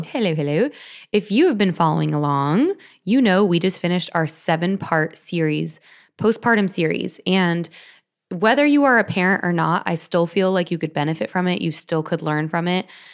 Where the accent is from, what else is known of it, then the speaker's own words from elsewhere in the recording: Orange County, California, United States; I was born and raised in California